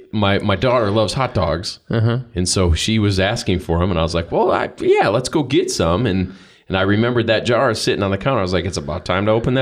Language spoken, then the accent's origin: English; Iowa, United States; I'm from Iowa.